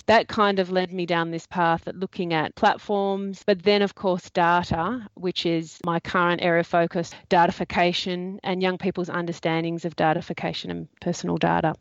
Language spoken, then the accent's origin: English; Australia